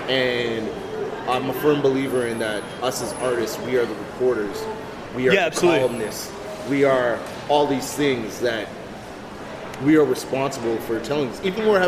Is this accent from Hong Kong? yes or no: no; Mississauga, Ontario, Canada; growing up in the greater Toronto area, in Mississauga and Cooksville specifically